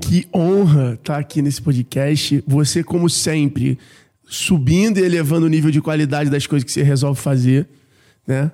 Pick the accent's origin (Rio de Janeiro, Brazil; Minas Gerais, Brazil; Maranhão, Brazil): Rio de Janeiro, Brazil; eu sou carioca da Gema, nascido e criado na Tijuca, no Rio de Janeiro